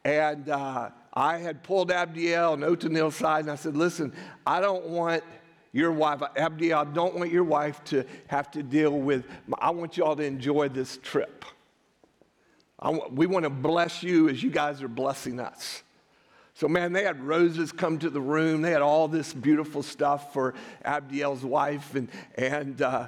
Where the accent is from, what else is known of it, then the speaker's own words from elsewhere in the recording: United States; we are American Christians